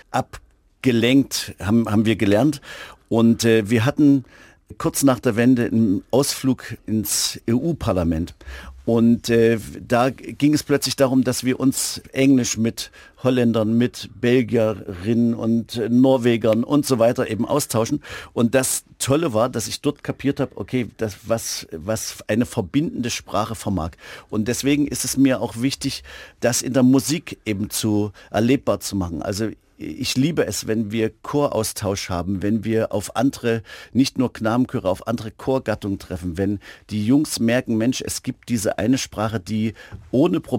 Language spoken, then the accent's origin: German; Germany; ich bin ja in DDR-Zeiten zur Schule gegangen